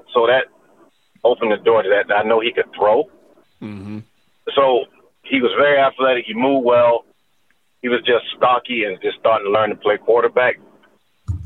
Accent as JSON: {"language": "English", "region": "Florida", "country": "United States", "moved": "as an adult", "said": "I'm from Florida"}